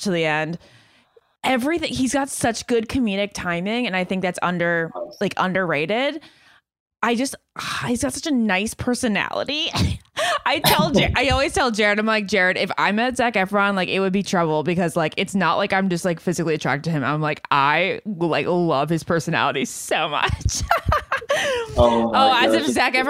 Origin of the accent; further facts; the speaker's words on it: New Jersey, United States; now in Rhode Island, United States; originally from Jersey too. My parents lived there for over 30 years. That's where I was born.